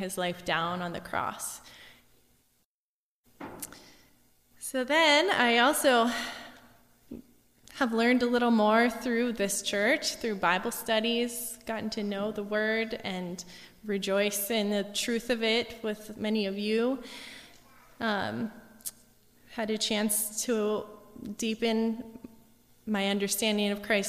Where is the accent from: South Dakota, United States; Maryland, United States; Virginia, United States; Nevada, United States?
South Dakota, United States; Gettysburg; now in Mina Lake, United States; I grew up in Gettysburg, and my parents took me to church and sent me to church camp every summer